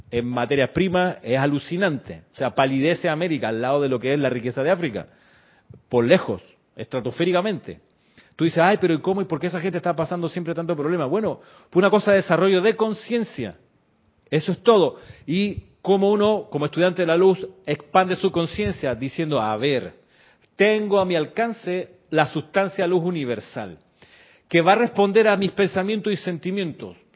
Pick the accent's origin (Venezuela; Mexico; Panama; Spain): Panama; also born or lived in Chile; no, soy panameño, sí soy panameño, pero también soy chileno, viví muchos años en Chile.